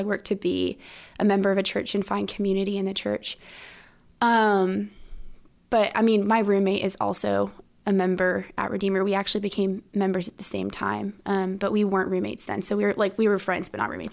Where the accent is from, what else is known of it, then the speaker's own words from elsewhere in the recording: Orlando, Florida, United States; moved away as an adult; now in Stanford, United States; I'm from Orlando, Florida